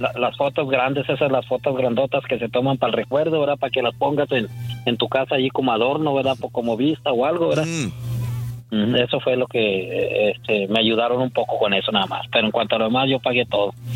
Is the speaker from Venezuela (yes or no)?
no; Villagrán, Tamaulipas, Mexico; also born or lived in Cadereyta Jiménez, Nuevo León; yo soy de Cadereyta, soy de Villagrán